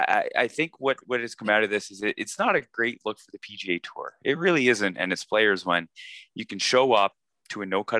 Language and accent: English; Canada; a Canadian